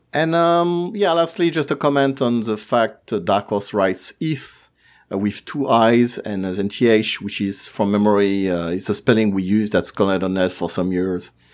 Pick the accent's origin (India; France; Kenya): France